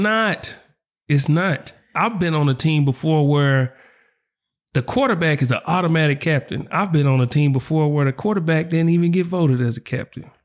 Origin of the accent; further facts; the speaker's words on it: Oklahoma City, Oklahoma, United States; I'm from the South Side of Oklahoma City, the four oh five where we duck no smoke.